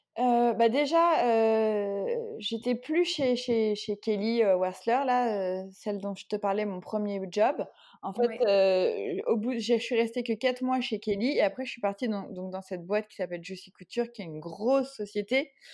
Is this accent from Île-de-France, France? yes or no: yes; Paris region, Île-de-France, France; j'ai grandi en région parisienne